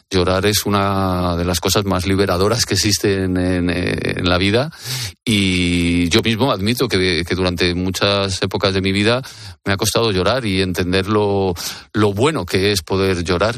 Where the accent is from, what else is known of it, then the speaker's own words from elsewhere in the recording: Madrid, Community of Madrid, Spain; el barrio de Carabanchel, que es mi barrio donde yo nací